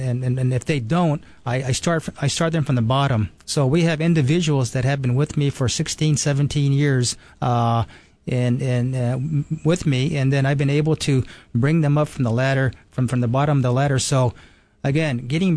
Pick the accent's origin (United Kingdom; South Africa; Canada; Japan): Japan; moved away; also born or lived in New York; I was born and raised in Japan